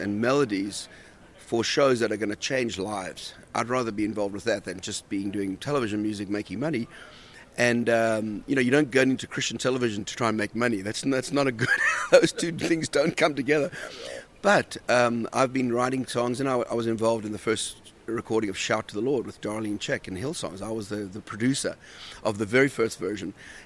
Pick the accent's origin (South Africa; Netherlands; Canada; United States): South Africa; moved away as an adult; also born or lived in Australia; I grew up in South Africa, and then we moved to Australia